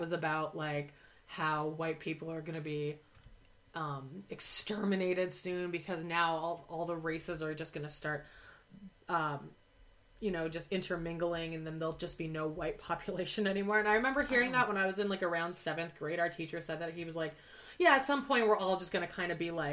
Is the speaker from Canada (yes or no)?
yes; Canada; we all were congratulating ourselves for being Canadian